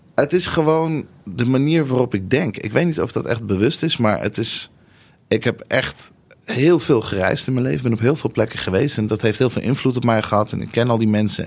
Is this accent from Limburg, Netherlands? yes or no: no; Nieuwegein, Utrecht, Netherlands; also born or lived in Tel Aviv, Israel; Ik ben geboren in Tel Aviv. En toen, eh, toen eindigde ik in Nieuwegein.